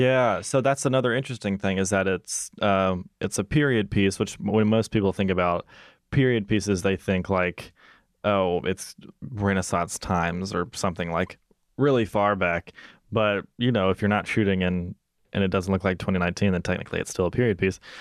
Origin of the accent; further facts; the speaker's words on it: Mississippi, United States; moved away; I'm hoping to shoot in my hometown uh, for my thesis film